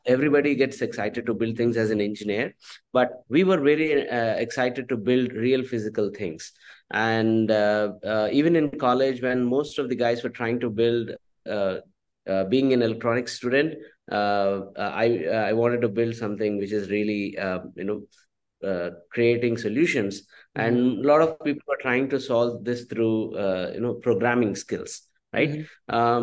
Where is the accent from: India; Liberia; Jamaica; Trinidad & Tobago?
India; Andhra Pradesh; moved away as an adult; also born or lived in Tumkur, Karnataka; my upbringing has been in Andhra Pradesh.